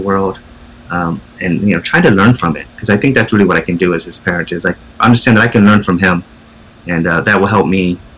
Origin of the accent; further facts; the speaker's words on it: upstate New York, United States; moved away as an adult; now in New York City, United States; living in my hometown in upstate New York